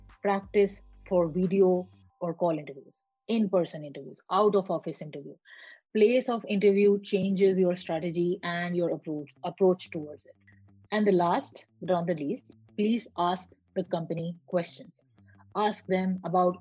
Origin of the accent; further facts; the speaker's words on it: Pakistan; moved away as an adult; also born or lived in Malaysia; I was born in Pakistan, I worked in Malaysia, and now I'm here talking to you.